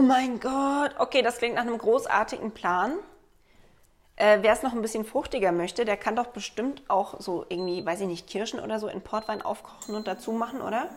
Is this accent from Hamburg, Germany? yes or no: no; Black Forest, Baden-Württemberg, Germany; ich komme aus dem Schwarzwald